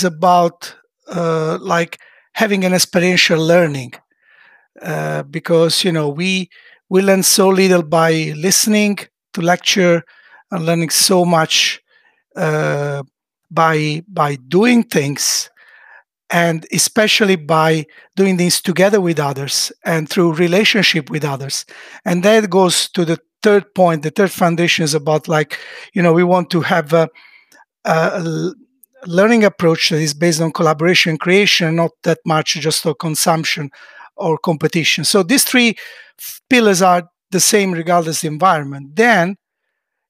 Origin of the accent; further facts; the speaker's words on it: Italy; now in Sweden; an Italian living in Sweden